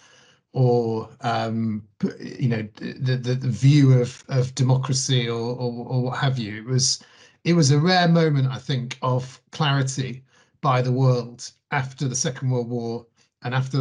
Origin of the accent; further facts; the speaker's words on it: Manchester, North West England, United Kingdom; I grew up in South Manchester